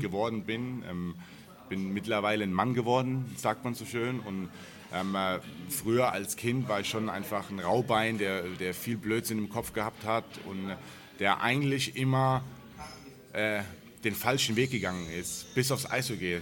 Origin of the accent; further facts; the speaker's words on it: Germany; in der Gartenstadt, wo ich groß geworden bin